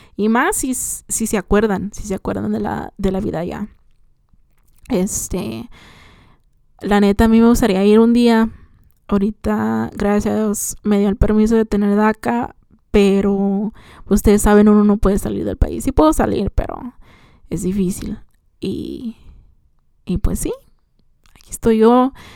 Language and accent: Spanish; Morelia, Michoacán, Mexico; soy de Morelia, Michoacán